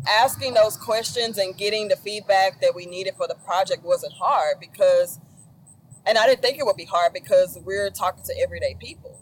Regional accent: Dallas, Texas, United States; I'm from Dallas

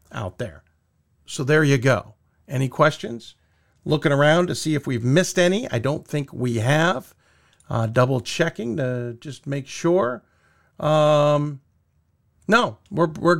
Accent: Chicago, Illinois, United States; I was born in Chicago on this date

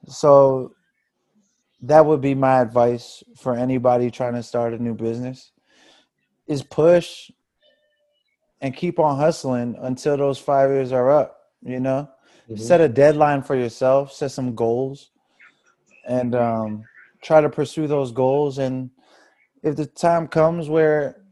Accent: Fort Washington, Maryland, United States; growing up in Fort Washington. You know what I mean? Just being a Fort Washington cat, like, just a PG head

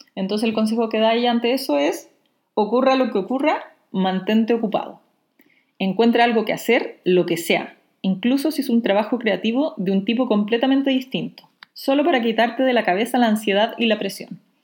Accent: Chile; Soy la ilustradora chilena

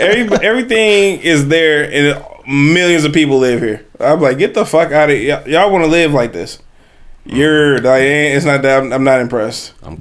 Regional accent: Detroit, Michigan, United States; I'm from Detroit.

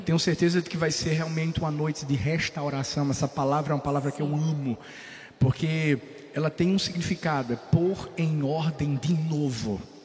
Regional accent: Northeast Region, Brazil; accent: nordestino

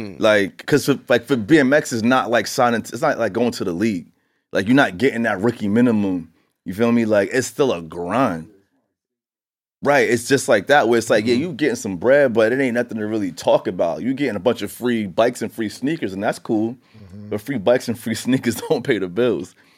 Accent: New York City, New York, United States; growing up in Queens and riding my bike up and down Merrick Boulevard

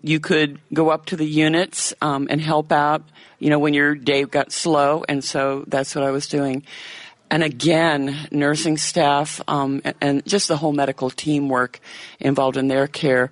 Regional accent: Virginia, United States; moved away as an adult; now in Kenosha, United States; Grew up in Virginia

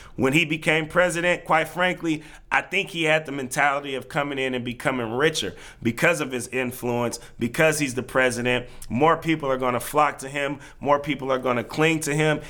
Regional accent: Bay Area, California, United States; We, we, we grew up in the Bay Area. It's a pretty diverse place

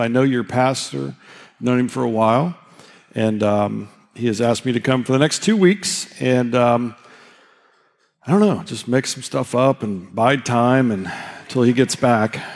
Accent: Indiana, United States; I'm from Indiana

